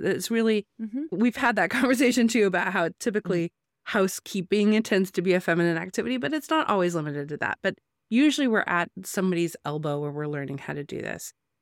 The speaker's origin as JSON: {"language": "English", "country": "United States", "said": "I'm not a South African. I am an American"}